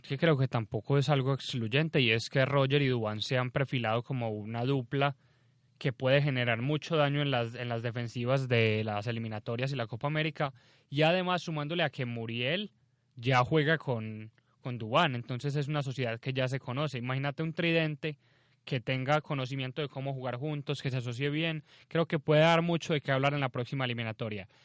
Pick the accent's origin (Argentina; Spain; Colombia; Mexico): Colombia